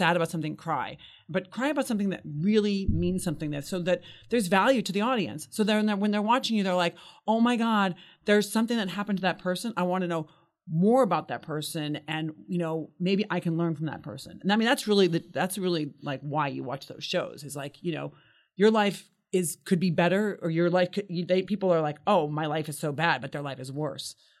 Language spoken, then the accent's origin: English; United States; I'm an American. And, you know, I'm really proud to be an American